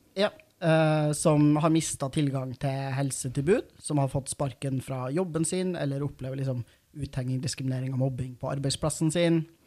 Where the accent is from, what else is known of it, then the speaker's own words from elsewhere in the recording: Trondheim, Trøndelag, Norway; lokalavisa der jeg er fra, i Trondheim